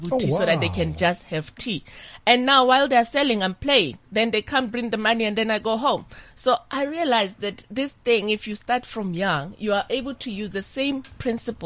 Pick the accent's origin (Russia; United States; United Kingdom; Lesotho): Lesotho; At the age of 8, I was growing up in Lesotho, in the rural village